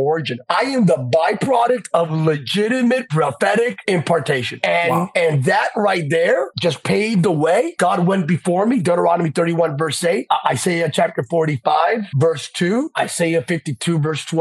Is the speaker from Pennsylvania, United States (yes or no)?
yes; Bethlehem, Pennsylvania, United States; I'm from Bethlehem, Pennsylvania. So I began in the little town of Bethlehem